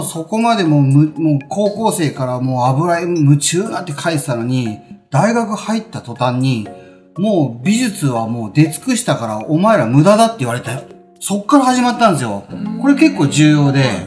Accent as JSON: {"language": "Japanese", "town": "Funabashi", "region": "Chiba", "country": "Japan", "tie": "born or raised there", "lives_now": "Sakura, Japan", "said": "僕はあの、千葉で生まれ、千葉で育ち。はい、なので、船橋、うん、船橋で育ち"}